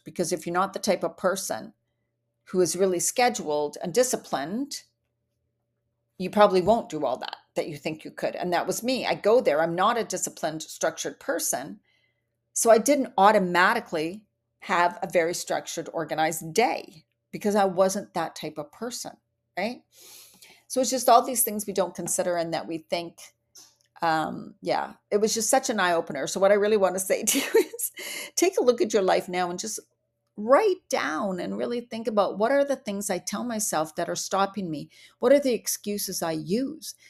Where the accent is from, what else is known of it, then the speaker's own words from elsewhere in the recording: Vancouver Island, British Columbia, Canada; also born or lived in Bali; I come from Vancouver Island in Canada where the air is so fresh and clean